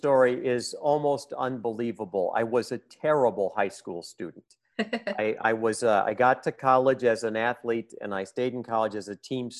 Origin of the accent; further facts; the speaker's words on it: United States; I'm very American this way.